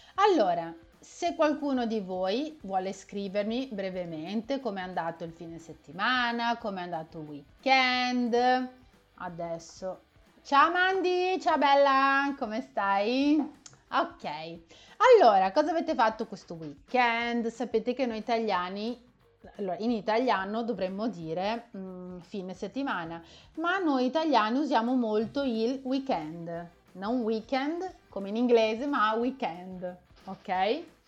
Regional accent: Vicenza, Veneto, Italy; la mia città natale, Vicenza

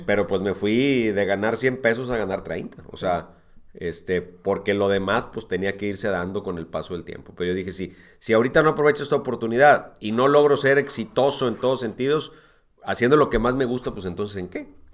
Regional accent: Monterrey, Nuevo León, Mexico; yo nací en Montevideo, Montevideo, Uruguay. Este, toda mi familia, todo mi origen, todo es uruguayo. Este, pero desde los seis años, es decir, desde 1973, hoy tengo 52, okay. pues ya vivo, he vivido en Monterrey. O sea, toda la vida he vivido en Monterrey

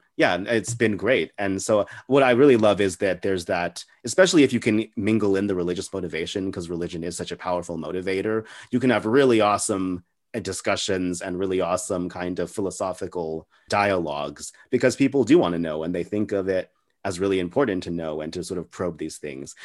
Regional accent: El Paso, Texas, United States; I'm from a city called El Paso

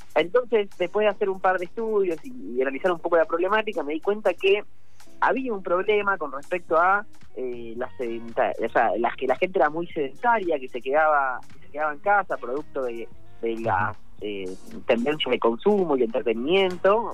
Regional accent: La Plata, Buenos Aires Province, Argentina; yo soy de La Plata

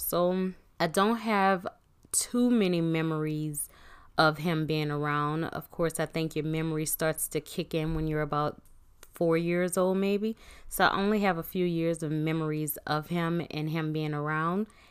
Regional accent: New Orleans, Louisiana, United States; I'm from Nola

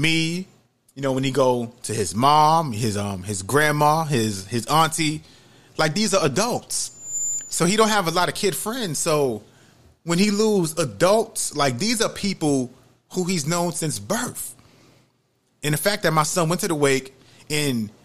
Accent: New York City, New York, United States; now in Georgia, United States; I'm from New York City

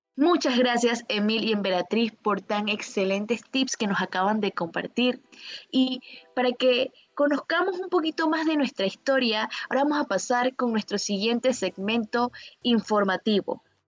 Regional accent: Panama; como panameños

